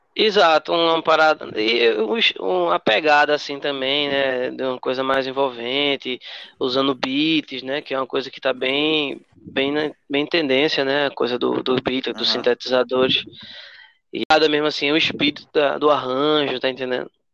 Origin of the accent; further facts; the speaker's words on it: Carpina, Pernambuco, Brazil; also born or lived in Recife / Escada; now in Vitória de Santo Antão, Brazil; eu nasci em Recife, né, Joyce também, a gente nasceu em Recife, e, mas eu cresci no interior, cresci em Carpina. me considero de Carpina, apesar de ter saído lá novo, mas aí já morei em vários lugares, morei em Escada. Atualmente eu moro em Vitória